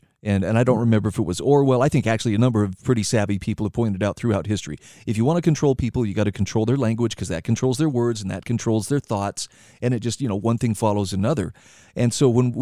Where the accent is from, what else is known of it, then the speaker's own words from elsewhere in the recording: Idaho, United States; my home state of Idaho